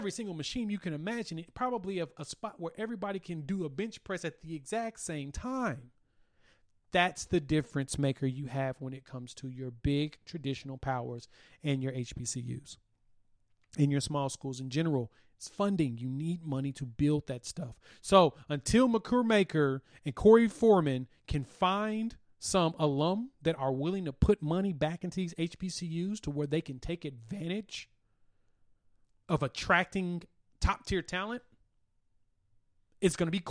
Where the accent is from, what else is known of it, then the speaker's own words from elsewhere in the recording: Oklahoma City, Oklahoma, United States; my hometown Oklahoma City Thunder